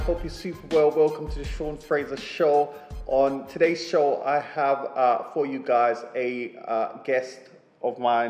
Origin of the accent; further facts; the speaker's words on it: Jamaica; born there; I was born in Jamaica